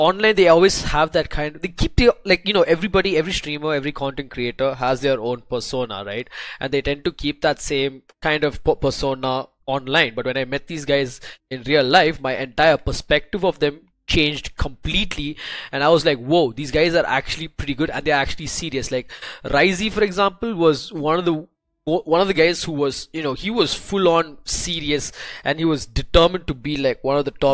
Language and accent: English; Chennai, Tamil Nadu, India; I'm a kid from Chennai